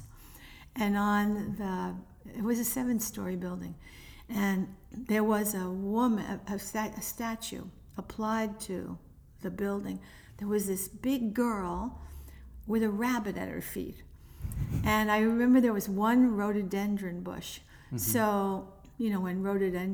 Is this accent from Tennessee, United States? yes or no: no; New York City, New York, United States; now in North Bergen, United States; I grew up in a project